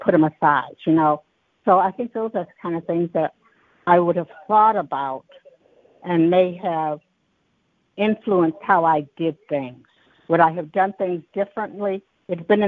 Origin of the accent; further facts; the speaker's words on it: Detroit, Michigan, United States; I was raised in Detroit